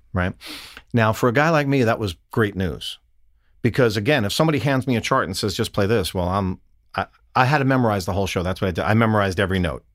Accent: New York, United States; I'm an Italian from New York

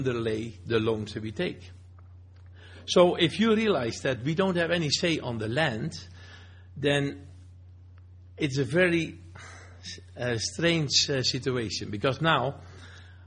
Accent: Netherlands; now in Alberta, Canada; I have dual citizen. I'm Canadian. I'm still Dutch. I came to this country

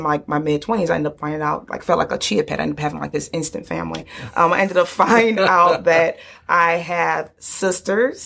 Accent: Detroit, Michigan, United States; I grew up on the east side of Detroit

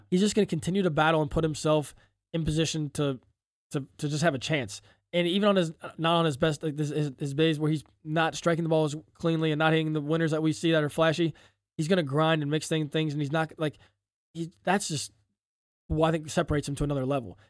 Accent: Ohio, United States; We're from Ohio

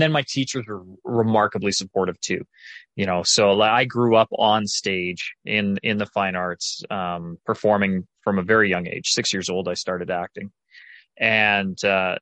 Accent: Calgary, Alberta, Canada; I was born and raised in Calgary, Alberta, Canada.

